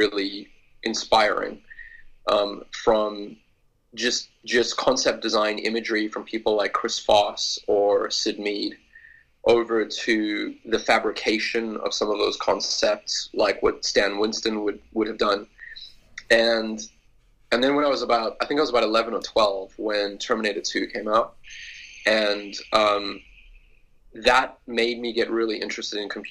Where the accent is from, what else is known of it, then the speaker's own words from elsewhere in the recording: South Africa; moved away as an adult; now in Canada; I grew up in South Africa, and I think up until about the time that I moved to Canada